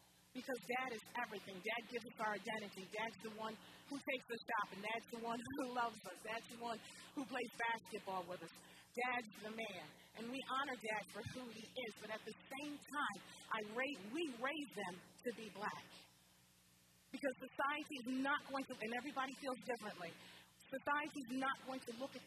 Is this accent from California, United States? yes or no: no; New Jersey, United States; now in Olean, United States; I'm from New Jersey originally. But I live in upstate New York, and that's where my mother and father were raised